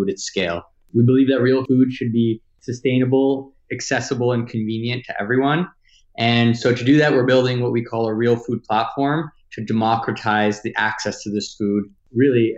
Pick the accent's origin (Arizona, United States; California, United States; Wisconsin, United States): California, United States; Los Angeles; also born or lived in Washington, D.C.; I grew up here in Los Angeles